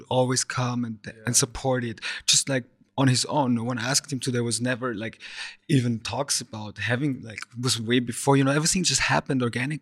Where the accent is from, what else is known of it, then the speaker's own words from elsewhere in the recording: Vienna, Austria; now in Berlin, Germany; we are from Vienna, a city that is a relic of the past